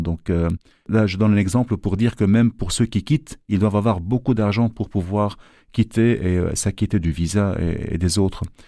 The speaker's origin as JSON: {"language": "French", "country": "Lebanon", "moved": "as an adult", "lives_now": "Brussels, Belgium", "said": "je suis libanais déjà d'origine et que vu que je travaillais dans le pays"}